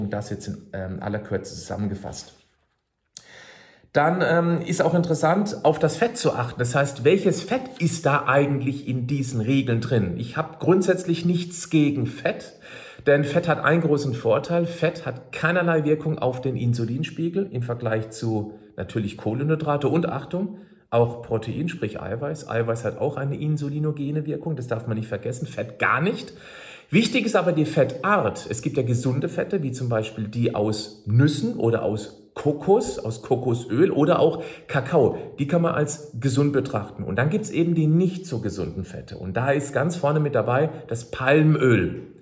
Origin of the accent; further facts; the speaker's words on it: Freiburg, Baden-Württemberg, Germany; ich erinnere mich an einen Vortrag aus Freiburg, aus meiner Heimatstadt